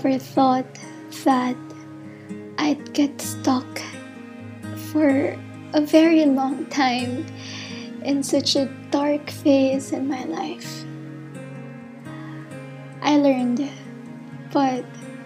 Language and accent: English; Philippines; I'm a postgraduate intern from the Philippines